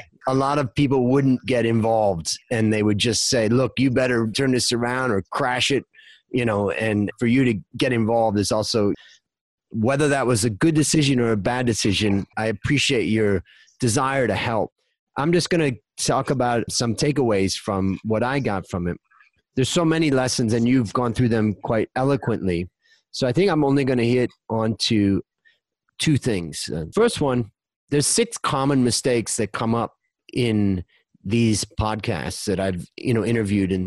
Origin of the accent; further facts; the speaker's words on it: Hudson, Ohio, United States; moved away as an adult; now in Thailand; We grew up outside of Cleveland in Little Hudson, Ohio